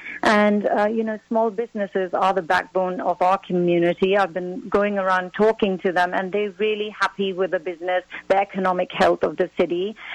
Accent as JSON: {"language": "English", "country": "Pakistan", "lives_now": "United States", "said": "As a Pakistani, I'm fighting terrorism."}